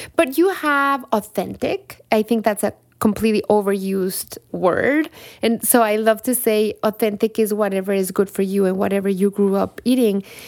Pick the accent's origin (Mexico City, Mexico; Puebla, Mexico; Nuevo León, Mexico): Mexico City, Mexico; English is a second language; moved away as an adult; now in United States; As a chilanga, a Mexican from Mexico City